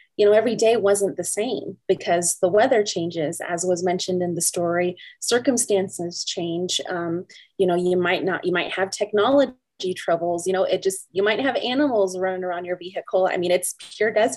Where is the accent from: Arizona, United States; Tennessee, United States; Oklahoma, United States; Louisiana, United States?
Arizona, United States; Teec Nos Pos; I'm from the Tisnos Plus community as well